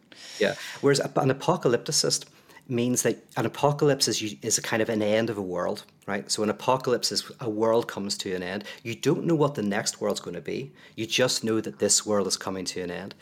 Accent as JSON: {"language": "English", "region": "Northern Ireland", "country": "United Kingdom", "said": "I come from Northern Ireland"}